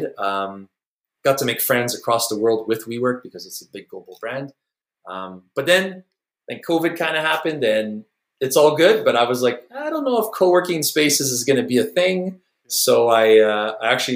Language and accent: English; Montreal, Quebec, Canada; I'm from Montreal, by the way, up in Canada